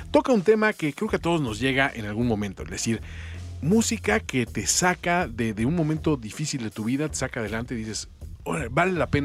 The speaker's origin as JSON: {"language": "Spanish", "region": "Mexico City", "country": "Mexico", "tie": "born or raised there", "said": "vivía en con mi adolescencia en la Ciudad de México."}